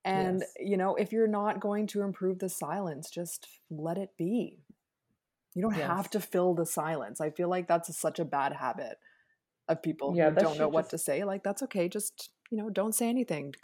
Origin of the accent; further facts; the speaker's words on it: Jamaica; As a Jamaican person